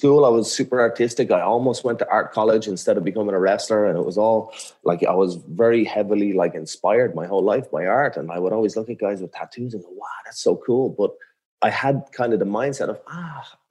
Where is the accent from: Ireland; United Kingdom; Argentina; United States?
Ireland; I'm like from a small, like little fishing village in Ireland.